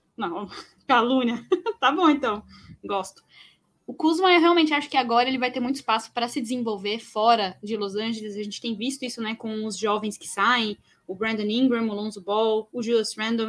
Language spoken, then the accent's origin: Portuguese; São Paulo, Brazil; eu sou de São Paulo